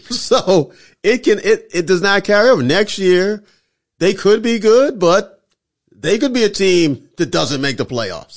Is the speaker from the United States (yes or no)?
yes; Philadelphia, Pennsylvania, United States; I'm from Philly